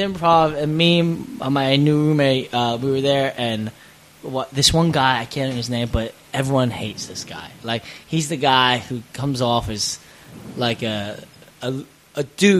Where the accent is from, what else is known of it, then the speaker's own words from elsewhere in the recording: Pennsylvania, United States; moved away as an adult; also born or lived in Rhode Island; now in Los Angeles, United States; I'm from Pennsylvania.